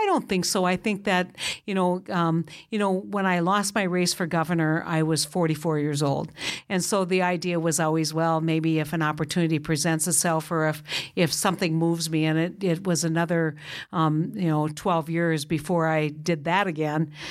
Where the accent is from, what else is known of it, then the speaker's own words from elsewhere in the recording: North Dakota, United States; I was from North Dakota, not South Dakota.